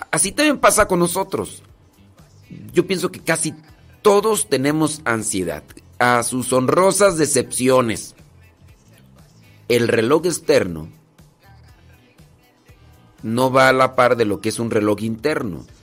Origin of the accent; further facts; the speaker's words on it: State of Mexico, Mexico; en San Vicente Chicoloapan, Estado de México. En el Estado de México nací.